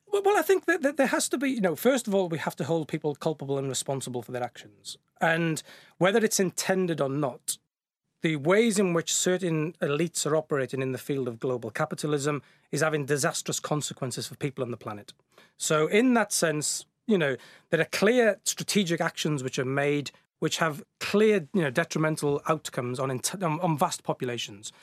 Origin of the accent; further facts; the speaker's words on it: the Welsh mining valleys, Wales, United Kingdom; moved away; also born or lived in Bristol; I grew up in the Welsh mining valleys